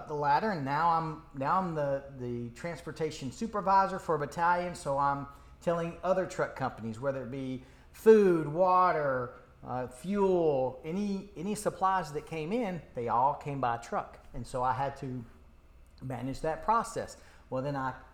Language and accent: English; Jefferson City, Tennessee, United States; moved away as an adult; I grew up in East Tennessee, just above Knoxville